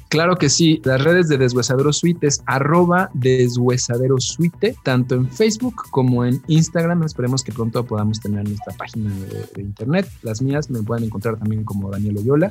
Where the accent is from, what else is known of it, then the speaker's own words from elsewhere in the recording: Mexico; como buenos mexicanos que somos